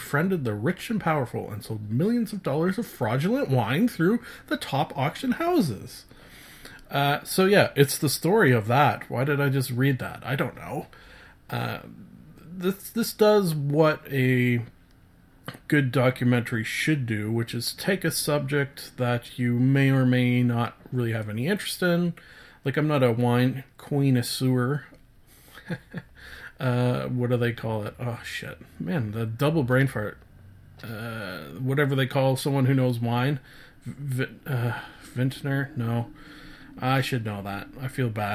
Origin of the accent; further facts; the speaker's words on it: Canada; I am a Canadian.